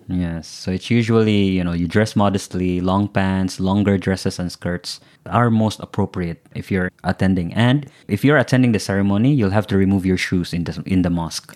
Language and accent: English; Philippines; as Filipinos